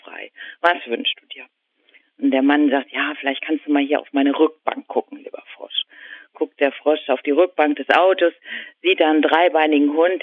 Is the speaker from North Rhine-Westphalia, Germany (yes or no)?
no; Husum, Schleswig-Holstein, Germany; aus Nordfriesland, wo ich herkomme, da schneit es normalerweise nicht so viel